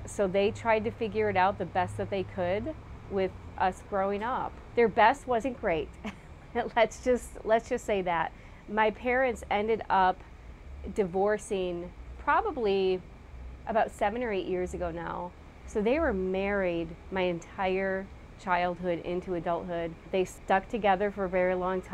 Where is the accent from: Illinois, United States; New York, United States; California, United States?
Illinois, United States; Waukegan; also born or lived in Lake Forest, Illinois; I was raised in a community called Waukegan, Illinois, so I'm a Midwest girl